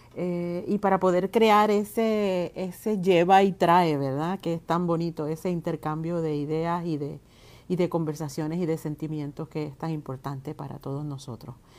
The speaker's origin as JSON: {"language": "Spanish", "country": "Puerto Rico", "said": "como artista, como mujer, como puertorriqueña"}